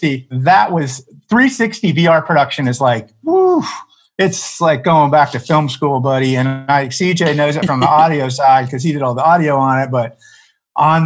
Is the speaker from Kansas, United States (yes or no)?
yes; Southwest Kansas, United States; I grew up in Southwest Kansas